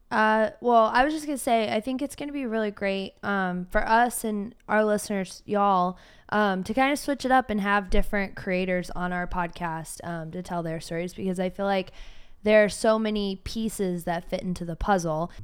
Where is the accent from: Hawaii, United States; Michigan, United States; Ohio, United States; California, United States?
Ohio, United States; Cleveland; now in Austin, United States; I'm from Cleveland